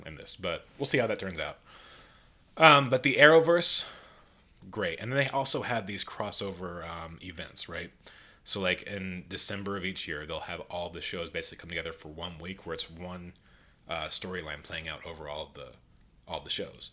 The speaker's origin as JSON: {"language": "English", "town": "Clermont", "region": "Florida", "country": "United States", "tie": "born or raised there", "also_born_or_lived": "Orlando, Florida", "moved": "as an adult", "lives_now": "Atlanta, United States", "said": "I grew up actually here in Claremont"}